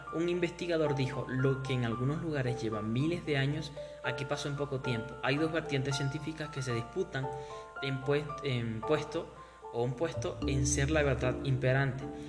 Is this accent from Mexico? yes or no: no; Maturín, Monagas, Venezuela; now in Píllaro, Ecuador; yo soy de Venezuela, estoy yo soy de un lugar caliente del oriente del país. Es un lugar muy muy caliente donde un día normal te hace 36 grados, casi 40 grados. Ese es un día normal en nuestra, eh, nuestra amada Maturín